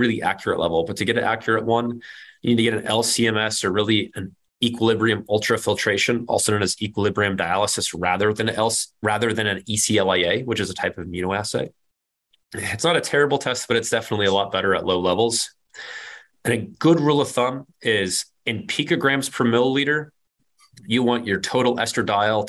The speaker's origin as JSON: {"language": "English", "region": "Kansas", "country": "United States", "said": "I'm from Kansas"}